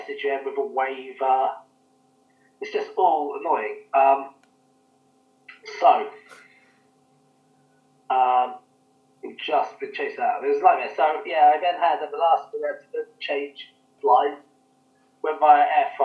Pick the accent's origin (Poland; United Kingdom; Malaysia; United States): United Kingdom; now in Kenya; I'm British